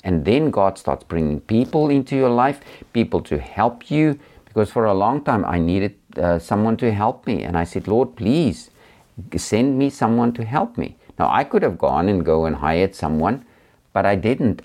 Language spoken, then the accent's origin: English; South Africa; I've traveled around a lot in, um, in South Africa, my home country